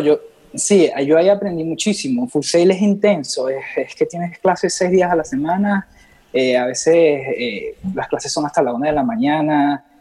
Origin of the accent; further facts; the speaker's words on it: Los Teques, Miranda, Venezuela; yo crecí ahí en Los Teques, al lado de Caracas